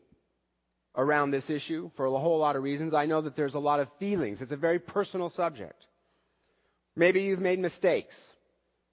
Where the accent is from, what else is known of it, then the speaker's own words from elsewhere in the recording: United States; as an American male